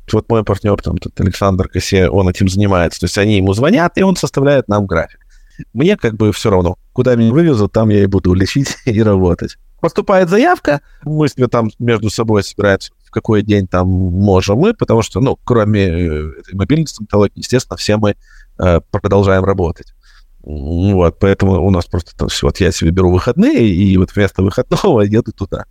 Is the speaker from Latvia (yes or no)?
no; Ukraine; я, как и все украинцы